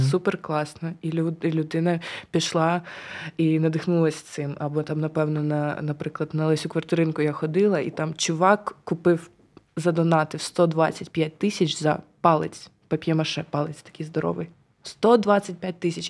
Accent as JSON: {"language": "Ukrainian", "region": "Kyiv", "country": "Ukraine", "tie": "born or raised there", "said": "я ж на Троєщині народилася, виросла на Троєщині"}